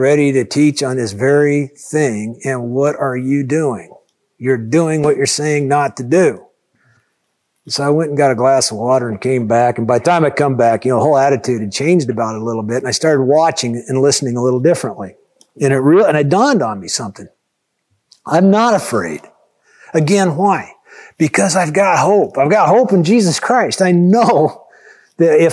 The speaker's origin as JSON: {"language": "English", "country": "United States", "said": "as an American"}